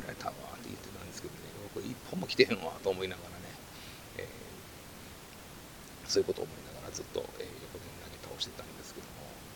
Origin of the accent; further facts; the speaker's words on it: Kansai, Japan; 僕関西なんですけども